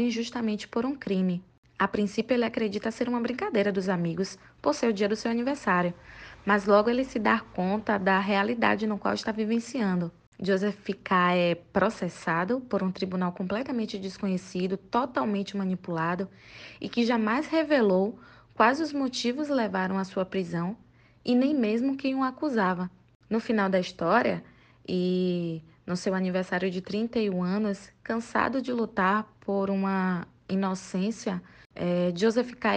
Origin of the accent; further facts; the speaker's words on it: Salvador, Bahia, Brazil; sou de Salvador, Bahia